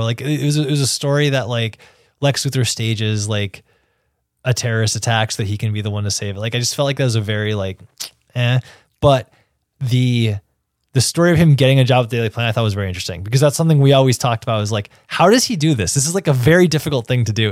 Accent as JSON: {"language": "English", "town": "New York City", "region": "New York", "country": "United States", "said": "as a New Yorker"}